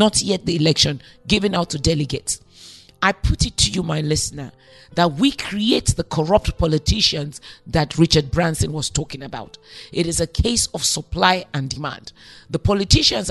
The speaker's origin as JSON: {"language": "English", "country": "Nigeria", "said": "I'm Nigerian. We are an amazing set of people"}